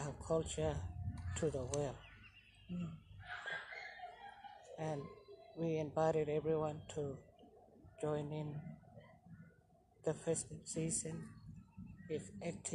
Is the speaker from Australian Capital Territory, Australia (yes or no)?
no; Gunbalanya, Northern Territory, Australia; I'm from West Arnhem Land, in a small place called Wimbalanya. It's a beautiful country. This is where I grew up.